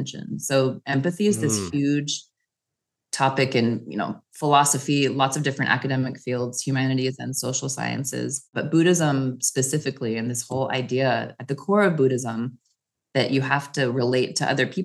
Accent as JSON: {"language": "English", "region": "Wyoming", "country": "United States", "tie": "born or raised there", "also_born_or_lived": "Japan / Europe", "moved": "as an adult", "lives_now": "Paris, France", "said": "growing up in Wyoming"}